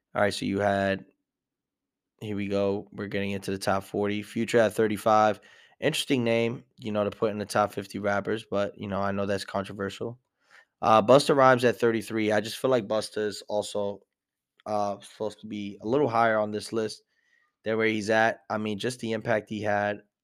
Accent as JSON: {"language": "English", "town": "New York City", "region": "New York", "country": "United States"}